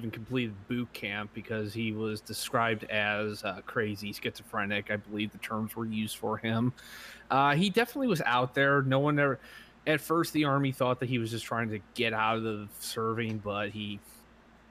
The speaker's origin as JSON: {"language": "English", "town": "Buffalo", "region": "New York", "country": "United States", "said": "I am from New York, Buffalo, New York, where I currently live"}